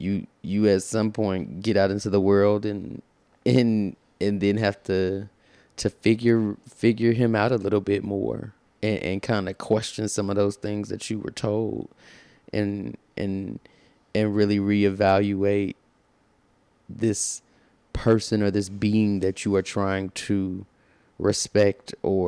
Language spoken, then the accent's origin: English; Alabama, United States; also born or lived in Florida; Growing up in Alabama and then South Florida, and to your point, you know, knowing nothing outside of maybe church or choir rehearsal